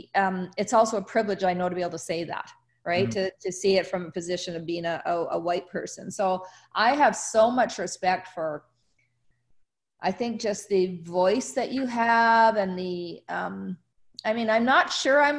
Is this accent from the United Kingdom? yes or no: no; South Africa; moved away; I was born in South Africa, and I've been back to Africa many times